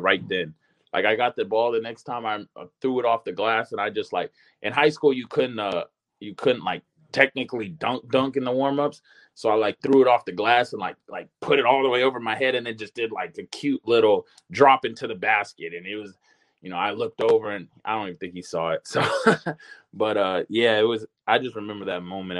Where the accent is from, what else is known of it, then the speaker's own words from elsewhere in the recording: Long Beach, California, United States; moved away as an adult; also born or lived in Lakewood, California; I grew up in Long Beach, you know, I went to Long Beach probably high school